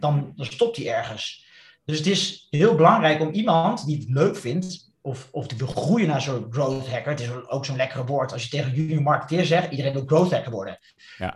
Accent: Netherlands; als Nederlander

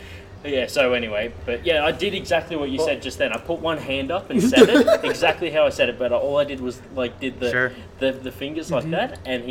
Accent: Australia; now in Canberra, Australia; which part of Australia you're from? It's like, Sydney.

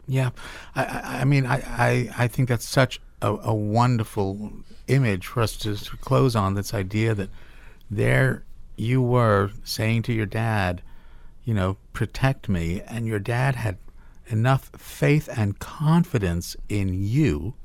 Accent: Cape Town, Western Cape, South Africa; now in United States; I was born in Cape Town, South Africa

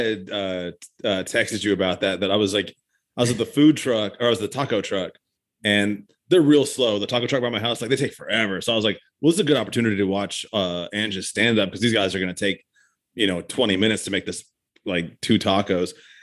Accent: Tucson, Arizona, United States; now in Nashville, United States; I was born in Tucson.

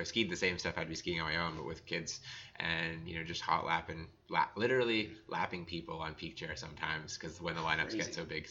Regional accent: Blue Mountain area, Ontario, Canada; moved away; also born or lived in Whistler; I grew up in Ontario, actually, okay. So Blue Mountain area, right on Georgian Bay there.

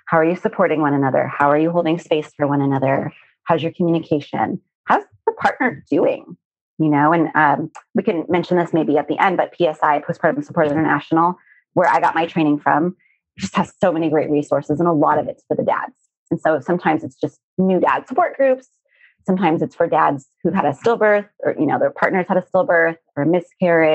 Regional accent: Arizona, United States; I grew up in Arizona and surrounded by a lot of saguaro cacti

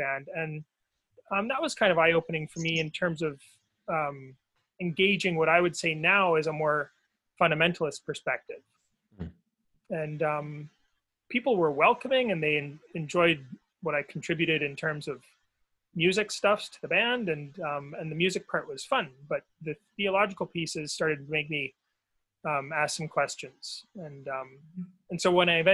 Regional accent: Victoria, British Columbia, Canada; moved away; Well, I grew up in BC on Vancouver Island.

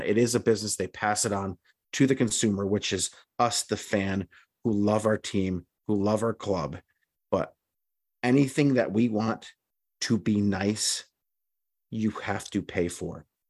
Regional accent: United States; being an American

